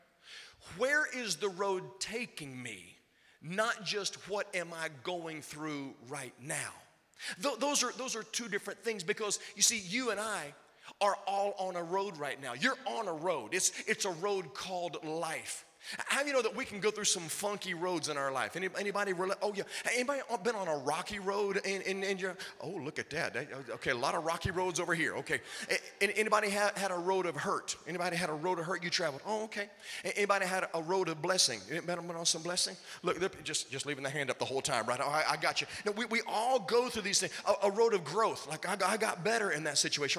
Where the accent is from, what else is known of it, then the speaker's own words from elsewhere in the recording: Virginia, United States; I grew up in Virginia